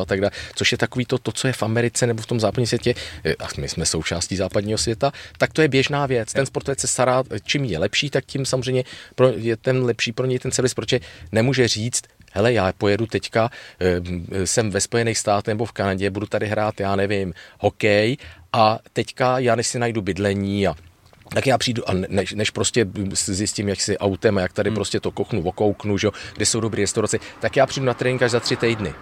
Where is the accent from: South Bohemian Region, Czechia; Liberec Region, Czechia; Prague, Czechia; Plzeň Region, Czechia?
Prague, Czechia; já jsem rodilej Pražák